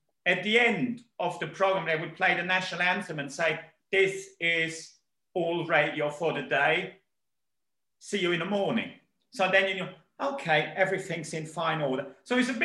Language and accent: English; Hagen, North Rhine-Westphalia, Germany; English is a second language; moved away as an adult; now in United Kingdom; I grew up in Ruhr Valley, the big industrial part in the old West Germany, not too far from the Dutch border.